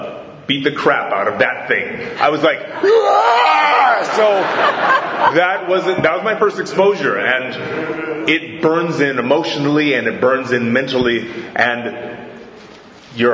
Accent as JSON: {"language": "English", "region": "Hawaii", "country": "United States", "also_born_or_lived": "Fort Wayne, Indiana", "said": "I'm from Hawaii, but I was born in Fort Wayne, Indiana"}